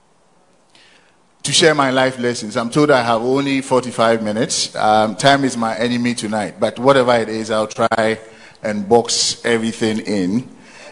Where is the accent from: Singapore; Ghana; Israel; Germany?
Ghana; Konongo, Ashanti; also born or lived in Asante Akim, Ashanti; I spent most of my formative years in Konongo, also in Ashanti Achim. That is where I had my basic and secondary education